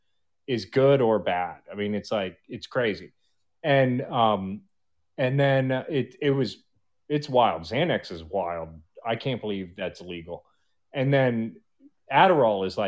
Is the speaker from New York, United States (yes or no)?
no; Baltimore, Maryland, United States; grew up in Baltimore, huge drug problem